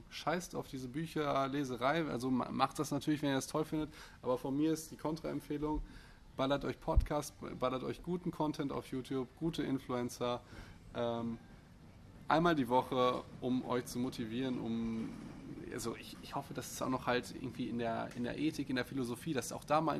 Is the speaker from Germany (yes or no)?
no; Austria; Ich bin Österreicher.